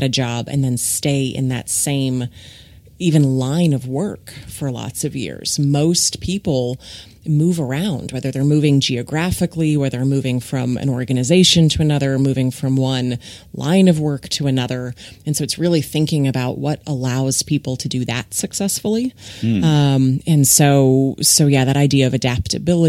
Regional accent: Ohio, United States; moved away as an adult; now in Texas, United States; So I grew up in Ohio in the Midwest

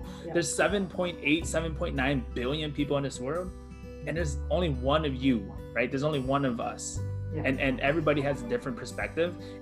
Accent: Minneapolis, Minnesota, United States; I am from Minneapolis, Minnesota in the US

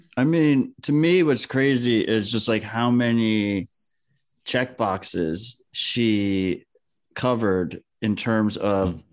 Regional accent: United States; as an American

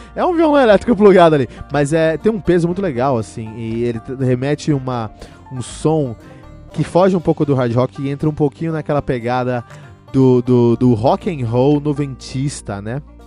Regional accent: São Paulo, Brazil; eu cresci em São Paulo

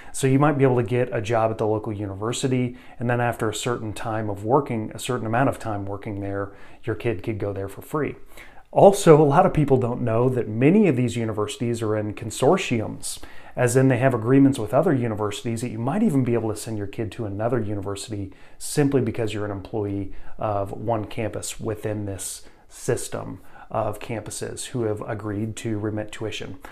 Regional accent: Missouri, United States; my home state, Missouri

